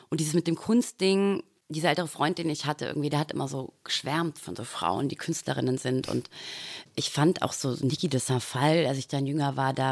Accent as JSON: {"language": "German", "region": "rural Bavaria", "country": "Germany", "tie": "born or raised there", "also_born_or_lived": "Austria", "moved": "as an adult", "said": "Ich bin auf dem Land aufgewachsen"}